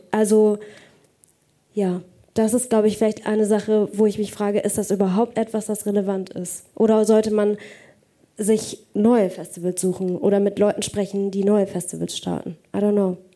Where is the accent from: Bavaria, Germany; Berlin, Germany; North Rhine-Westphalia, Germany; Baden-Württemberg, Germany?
Baden-Württemberg, Germany; Pforzheim; wenn ich nach Hause gehe, zu, zurück in meine Heimat, nach Pforzheim